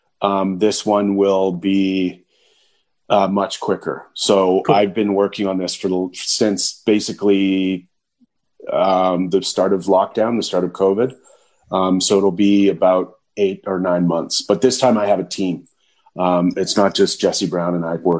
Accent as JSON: {"language": "English", "area": "near Thunder Bay", "region": "Northern Ontario", "country": "Canada", "tie": "born or raised there", "said": "Thunder Bay is a city in Northern Ontario. It's close to where I was born and raised in my hometown."}